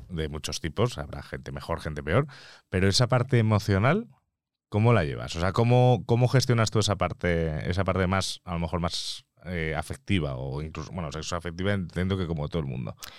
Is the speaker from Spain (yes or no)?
yes; Mallorca, Balearic Islands, Spain; moved away as an adult; now in Madrid, Spain; yo que soy de provincia, yo que soy de Mallorca